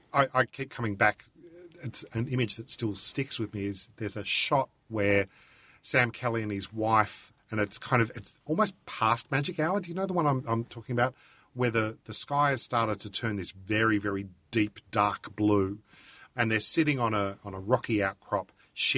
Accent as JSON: {"language": "English", "country": "Australia"}